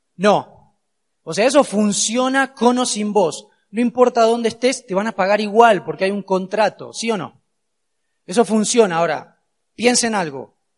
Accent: Argentina; soy de Argentina, claramente, no puedo esquivar el acento

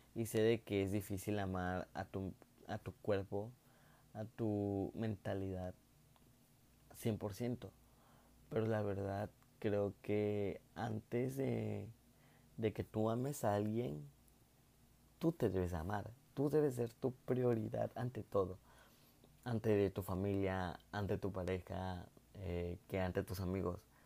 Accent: Mexico; soy un chico de México

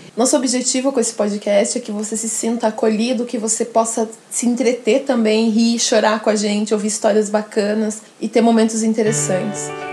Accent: Cerquilho, São Paulo, Brazil; also born or lived in Paraná; eu sou uma paranaense que saí do Paraná ainda bebê, no... com uma mudança da minha família para o interior do estado de São Paulo, para Cerquilho

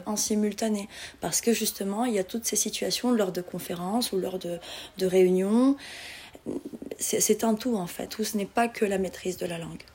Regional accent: Morocco; moved away as an adult; also born or lived in Casablanca / Granada / Paris; je suis marocaine

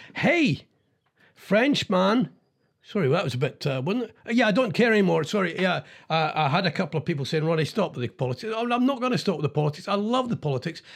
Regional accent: Scotland, United Kingdom; I'm Scottish

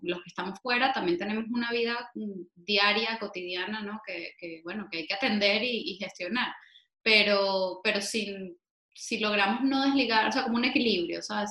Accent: Venezuela; now in Spain; como venezolanos, estemos donde estemos

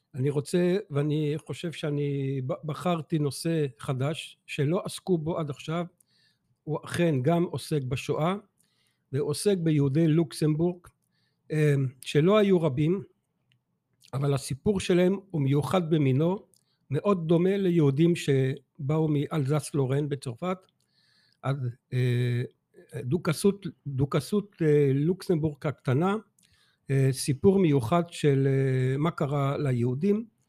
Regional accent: Antwerp, Flanders, Belgium; moved away as an adult; now in Israel; אני נולדתי באנטוורפן, בלגיה, אה, תוצר של החינוך והחברה היהודית

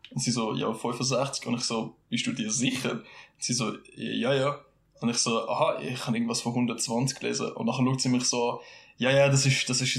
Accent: Switzerland; wir fühlst als Schweizer

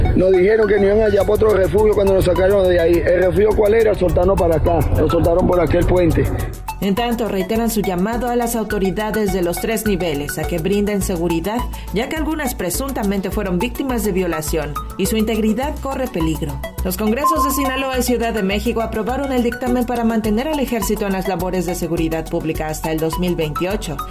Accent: Venezuela; moved away as an adult; Yo soy uno también, un venezolano que ingresé hace allá

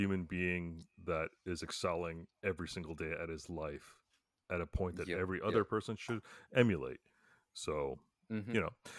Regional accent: Canada

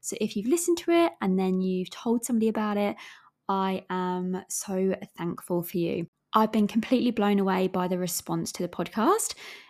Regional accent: England, United Kingdom; accent: English, with an Australian twang; I'm aware that my accent is from England, as well as I do have a bit of an Aussie twang with the different words that I say.

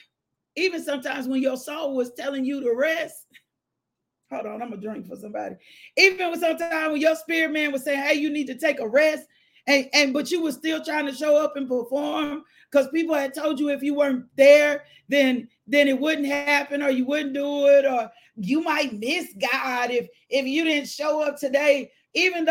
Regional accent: the South, United States; I'm from the South, and my South come out sometime.

